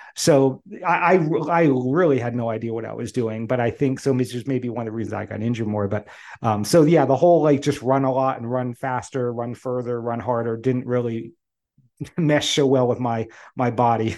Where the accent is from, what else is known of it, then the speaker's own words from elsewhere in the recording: the Poconos, Pennsylvania, United States; I grew up in the Poconos